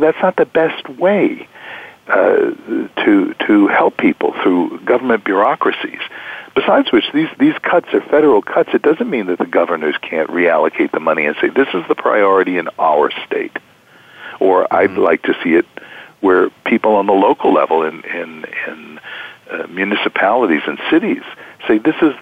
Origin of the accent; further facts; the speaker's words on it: United States; growing up in the United States